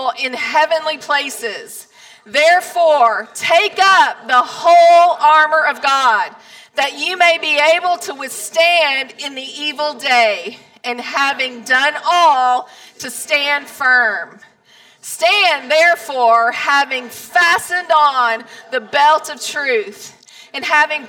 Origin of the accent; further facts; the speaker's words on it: Palestine, Texas, United States; moved away as an adult; also born or lived in New York City; I grew up in Palestine. Since I was 2 years old, we were high school sweethearts. I could go to Walmart, the grocery store, to the post office, and I knew 10 to 15 people every single place that I went